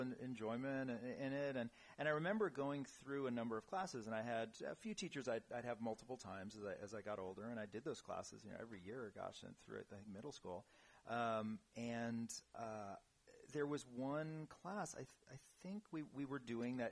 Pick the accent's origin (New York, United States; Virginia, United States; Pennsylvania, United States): New York, United States; New York City; moved away; born and raised in New York City